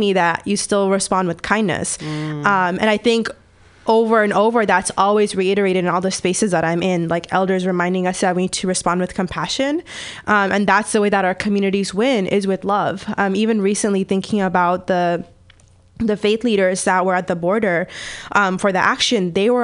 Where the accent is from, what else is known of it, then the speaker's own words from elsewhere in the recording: Bay Area, California, United States; I was born and raised in California. I'm from the Bay Area